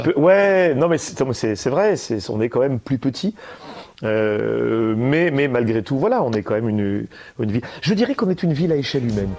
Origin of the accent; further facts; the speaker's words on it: Valence, Auvergne-Rhône-Alpes, France; Moi, en tant que euh, que Dromois Cardéchois, euh, je suis né ici, hmm. je suis né à Valence.